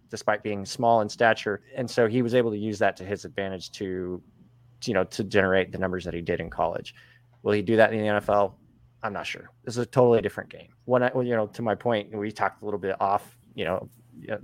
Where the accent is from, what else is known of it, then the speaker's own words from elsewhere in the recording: Oklahoma, United States; I'm from Oklahoma